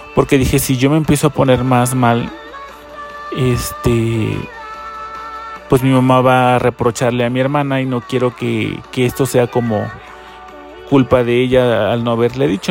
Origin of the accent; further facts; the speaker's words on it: Chiapas, Mexico; now in Mexico City, Mexico; yo soy del estado de Chiapas